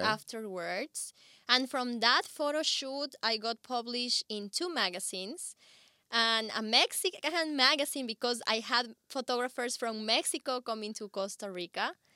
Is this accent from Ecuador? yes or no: yes; Ecuador; moved away; I come from Ecuador